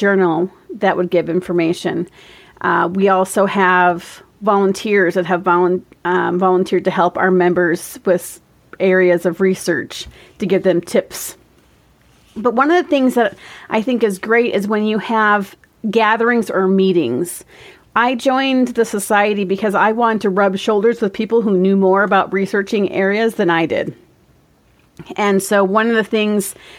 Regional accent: Minnesota, United States; I am born and raised in Minnesota

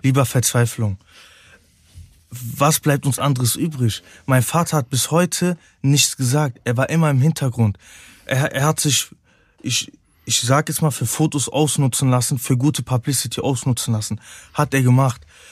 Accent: Cologne, North Rhine-Westphalia, Germany; Ich bin eine Kölsche Jung, ich bin hier geboren, ich liebe Köln

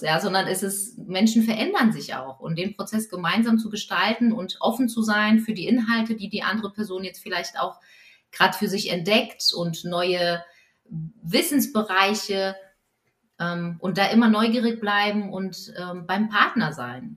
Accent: Poland; als Polin und katholisch

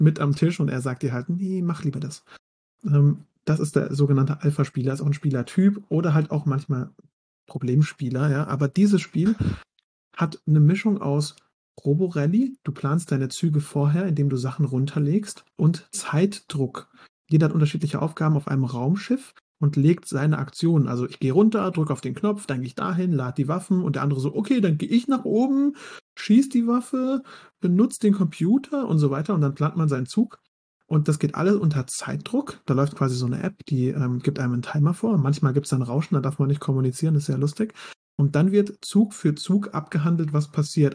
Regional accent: Mannheim, Baden-Württemberg, Germany; ich komme ja aus Mannheim

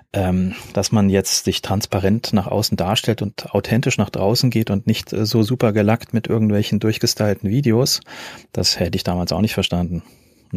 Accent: Fulda, Hesse, Germany; also born or lived in Cologne; in meinem Heimatort in Fulda

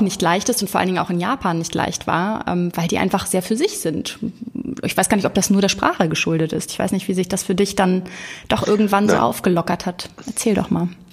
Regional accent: Hamburg, Germany; Janik wohnt in Hamburg, meiner Heimat

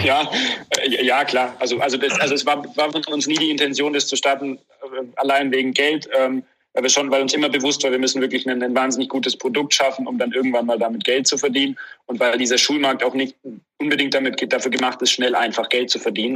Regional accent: Germany; als Deutscher

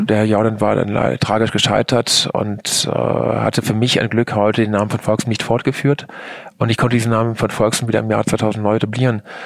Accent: Germany; Ich komme aus der Eifel

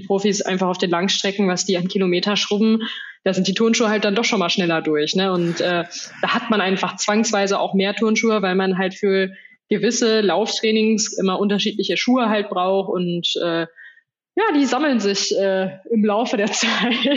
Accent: Soest, North Rhine-Westphalia, Germany; moved away; in meiner Heimatstadt gewesen in Soest

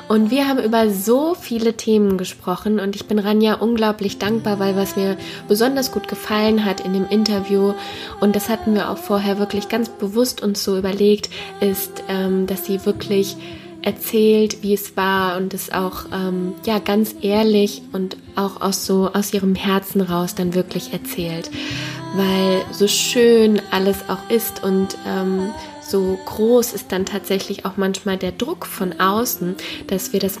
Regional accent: Koblenz, Rhineland-Palatinate, Germany; now in Westerwald, Germany; Ähm gebürtig aus Koblenz, ein Schengelchen

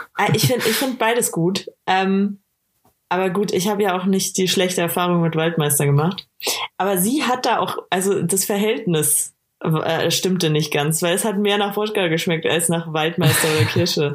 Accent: Bavaria, Germany

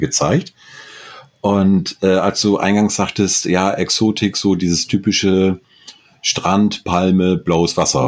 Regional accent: Northern Germany, Germany; als Norddeutscher

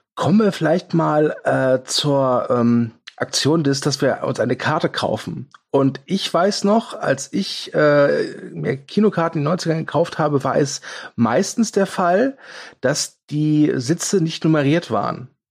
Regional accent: Kerpen, North Rhine-Westphalia, Germany; bei uns in Kerpen gab oder gibt es immer noch das Kapitol

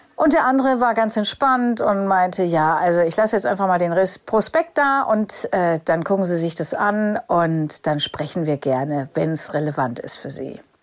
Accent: Germany; für mich als Deutscher

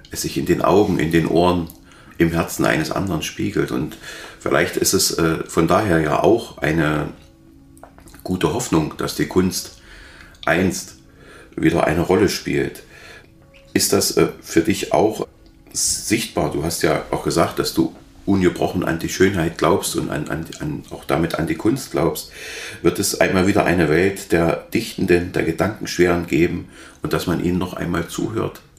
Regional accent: Halle, Saxony-Anhalt, Germany; Ich kann mich erinnern, dass ich als Hallenser noch gar nicht äh, zurechtkam mit dem äh, Angriff auf die Synagoge

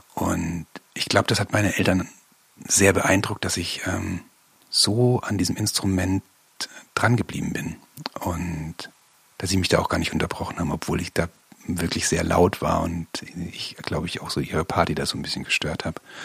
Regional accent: Bavaria, Germany; bin ich in Bayern groß geworden

